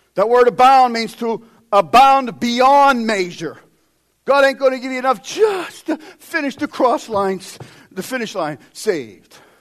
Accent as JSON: {"language": "English", "country": "United States", "said": "we as American Christians"}